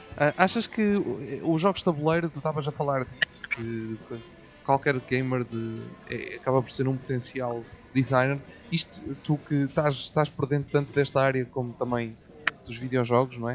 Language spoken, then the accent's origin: Portuguese; Coimbra, Centro, Portugal; nós somos de Coimbra